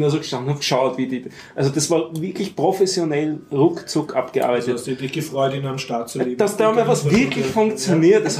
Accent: Austria; Ich hatte einen Erste-Hilfe-Kurs ja.

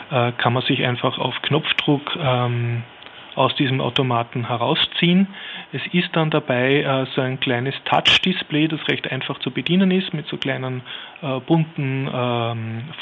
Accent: Vienna, Austria; als Wiener jetzt einen sehr ansprechen

